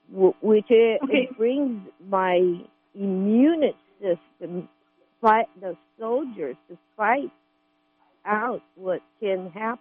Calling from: California, United States; Well, I'm calling from Humboldt County

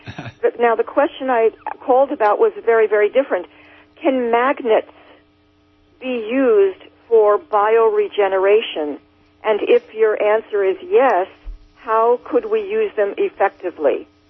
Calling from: New Jersey, United States; I'm calling from New Jersey.

